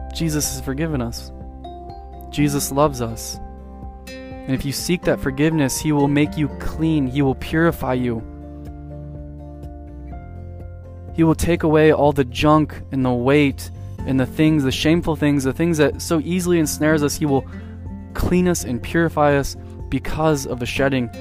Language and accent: English; San Diego, California, United States; I grew up in San Diego, and we lived by the beach